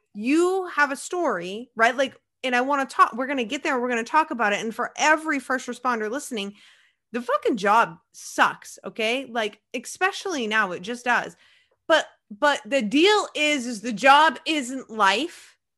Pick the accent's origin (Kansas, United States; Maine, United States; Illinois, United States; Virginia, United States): Maine, United States; I'm from Maine